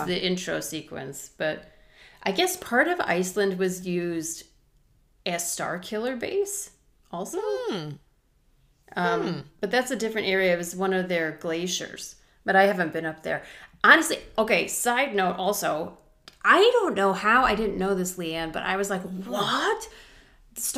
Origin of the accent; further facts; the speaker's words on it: United States; I'm American